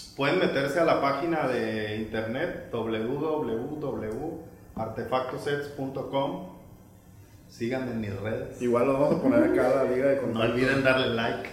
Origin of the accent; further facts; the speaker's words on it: Mazatlán, Sinaloa, Mexico; moved away; muy mazatleco, muy sinaloense, ya sabes, como, como muy neto